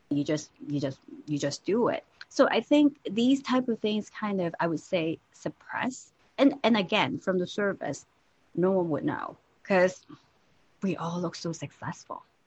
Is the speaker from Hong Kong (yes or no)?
yes; Hong Kong; I was born and raised in Hong Kong